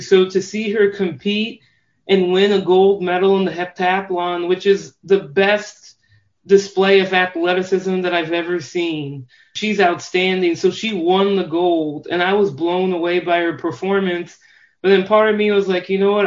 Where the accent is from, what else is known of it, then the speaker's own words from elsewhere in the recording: Normal, Illinois, United States; I grew up in Normal, Illinois. It's a town two, two hours south of Chicago.